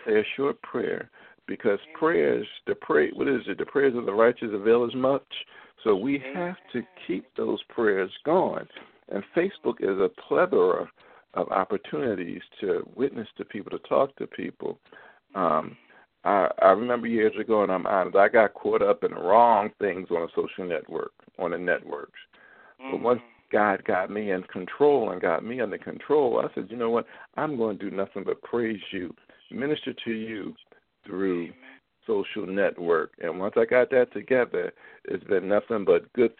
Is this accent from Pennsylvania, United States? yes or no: yes; Philadelphia, Pennsylvania, United States; now in Baltimore, United States; I'm from Philadelphia